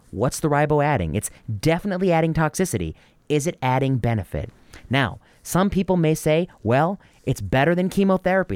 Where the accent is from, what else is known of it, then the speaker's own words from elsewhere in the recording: Northwest Indiana, United States; I grew up in Northwest Indiana